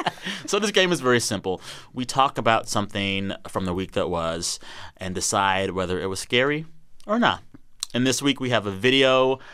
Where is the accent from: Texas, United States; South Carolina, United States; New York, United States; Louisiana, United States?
Texas, United States; moved away; Texas, my home state